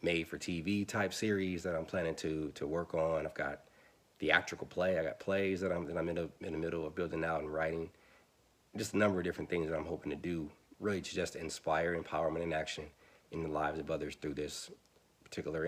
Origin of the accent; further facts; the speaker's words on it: Milwaukee, Wisconsin, United States; I'm from Milwaukee, Wisconsin, born and raised